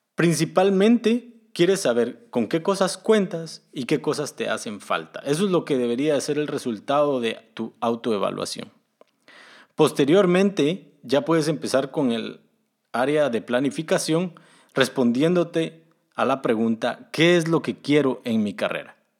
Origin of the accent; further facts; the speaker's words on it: Guatemala; moved away as an adult; now in Germany; Originalmente soy de Guatemala, pero actualmente estoy viviendo en Alemania